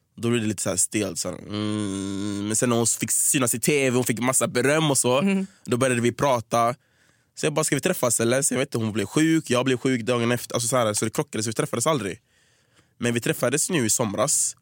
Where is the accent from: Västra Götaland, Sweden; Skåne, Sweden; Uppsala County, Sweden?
Västra Götaland, Sweden; Gothenburg; moved away as an adult; also born or lived in United States / Stockholm; Jag är från Göteborg, jag växte upp i Hisingen, så flyttade jag till Angered